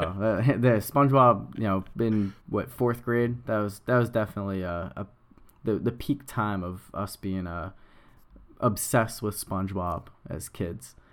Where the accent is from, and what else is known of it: Nashua, New Hampshire, United States; born or raised there